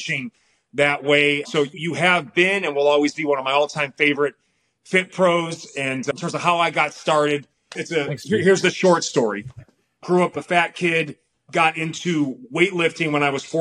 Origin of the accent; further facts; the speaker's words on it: Milwaukee, Wisconsin, United States; now in Palm Springs, United States; Like, I live in Palm Springs, man. I'm from Milwaukee, Wisconsin.